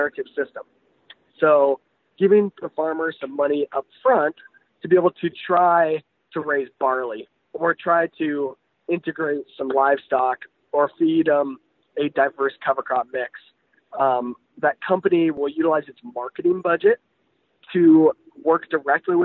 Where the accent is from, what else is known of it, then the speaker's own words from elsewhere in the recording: United States; we as American agriculturalists